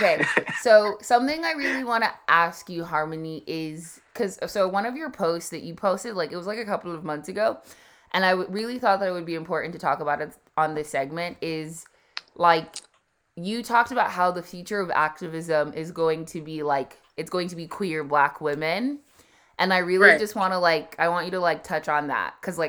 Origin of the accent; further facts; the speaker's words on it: Vermont, United States; I grew up in Vermont as well.